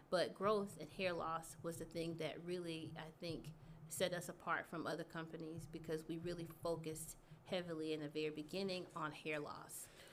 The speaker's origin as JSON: {"language": "English", "town": "Texarkana", "region": "Texas", "country": "United States", "moved": "as an adult", "lives_now": "Houston, United States", "said": "I'm from East Texas. Okay. I'm from Texarkana"}